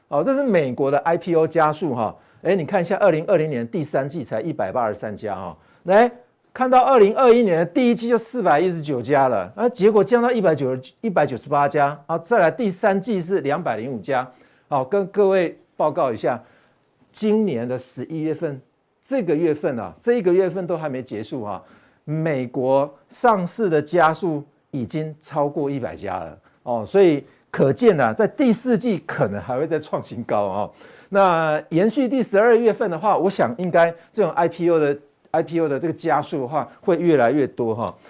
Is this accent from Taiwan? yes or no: yes; Taiwan; 但是我们台湾人去交易的并不是很多啦